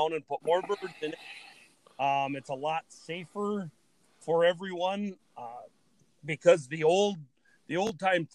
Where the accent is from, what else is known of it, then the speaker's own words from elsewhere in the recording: Ettrick, Wisconsin, United States; growing up in Ettrick